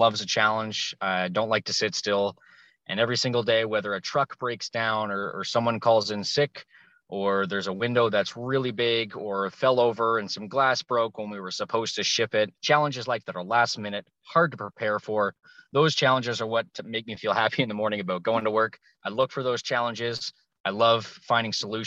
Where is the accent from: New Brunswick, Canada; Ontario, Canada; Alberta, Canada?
New Brunswick, Canada; Moncton; I am from New Brunswick, Moncton, New Brunswick, big old city here of about a couple thousand people.